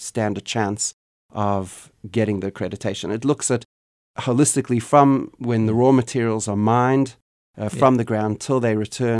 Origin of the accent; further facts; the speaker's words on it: South Africa; born there; accent: Canadian; also born or lived in Canada; Well, I was born in South Africa, which is a country that is currently challenged by a lot of issues surrounding energy and energy availability and sustainability.